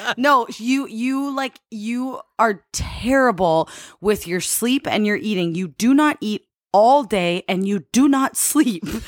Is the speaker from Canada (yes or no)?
yes; Canada; I'm from Canada